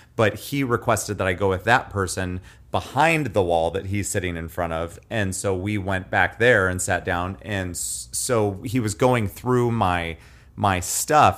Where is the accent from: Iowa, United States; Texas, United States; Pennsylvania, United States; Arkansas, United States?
Iowa, United States; Nevada; from my hometown of Nevada